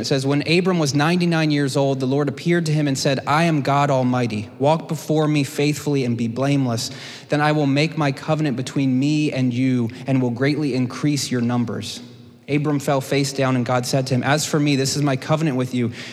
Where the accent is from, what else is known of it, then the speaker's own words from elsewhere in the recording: United States; as American Christians